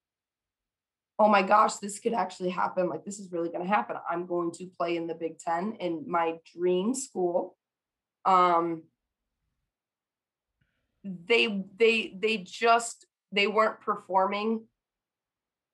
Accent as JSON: {"language": "English", "region": "Michigan", "country": "United States", "tie": "born or raised there", "said": "I grew up in Michigan and a Michigan fan"}